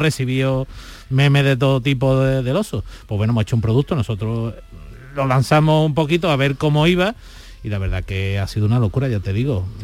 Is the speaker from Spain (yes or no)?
yes; Seville, Andalusia, Spain; yo soy de Sevilla